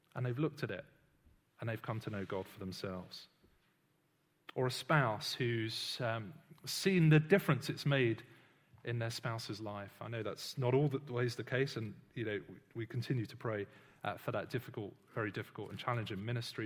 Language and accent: English; United Kingdom; I'm British, uh, but I don't really think much about being British every day